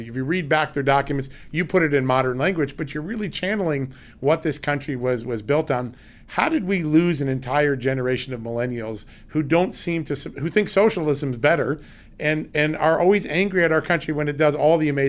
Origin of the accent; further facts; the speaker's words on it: Northeast, United States; We're from the Northeast.